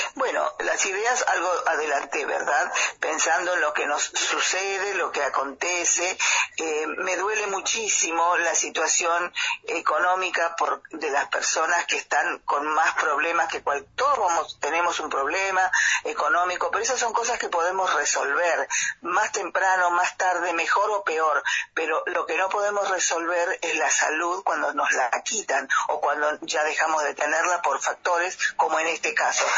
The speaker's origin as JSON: {"language": "Spanish", "town": "Los Toldos", "country": "Argentina", "tie": "born or raised there", "said": "la comunidad de Los Tolos, lugar donde yo nací"}